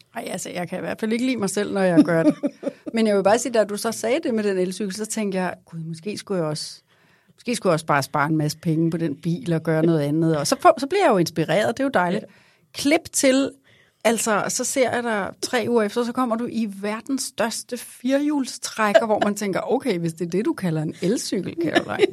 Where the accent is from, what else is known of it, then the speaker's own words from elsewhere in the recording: Vestegnen, Capital Region of Denmark, Denmark; kommer fra Vestegnen